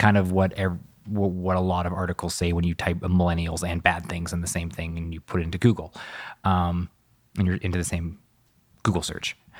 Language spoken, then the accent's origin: English; Vancouver, British Columbia, Canada; growing up in Vancouver